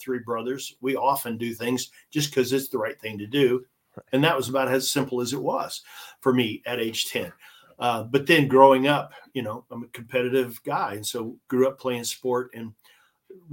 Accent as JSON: {"language": "English", "region": "small town in Southern Illinois", "country": "United States", "tie": "born or raised there", "said": "I'm a high school jock in Southern Illinois"}